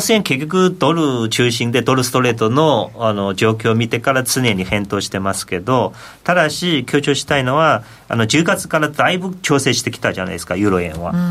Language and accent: Japanese; China; now in Japan